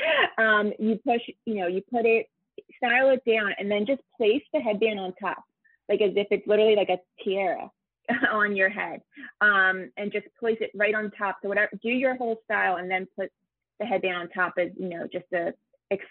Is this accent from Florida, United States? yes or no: no; Philadelphia, Pennsylvania, United States; I'm from Philadelphia